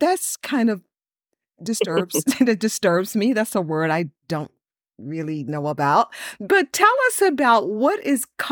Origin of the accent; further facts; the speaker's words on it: the South, United States; I grew up in the South